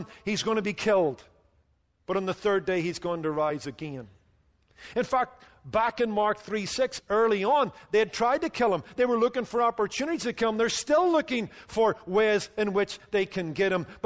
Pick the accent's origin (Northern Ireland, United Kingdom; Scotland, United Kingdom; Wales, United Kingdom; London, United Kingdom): Northern Ireland, United Kingdom; when I was growing up in Northern Ireland